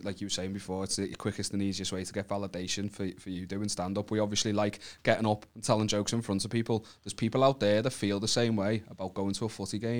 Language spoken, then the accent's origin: English; Wallasey, North West England, United Kingdom; I'm from Wallasey, obviously. I get called a wool all the time.